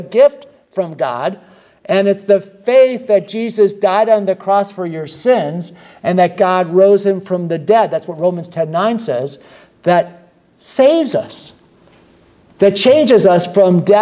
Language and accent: English; United States; I was from the United States